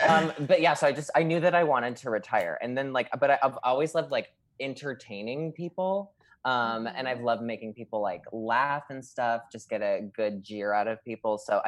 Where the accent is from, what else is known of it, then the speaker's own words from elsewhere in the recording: Scranton, Pennsylvania, United States; Scranton, PA. Pennsylvania.